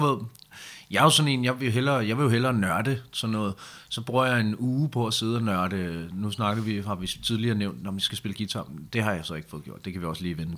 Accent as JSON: {"language": "Danish", "country": "Denmark"}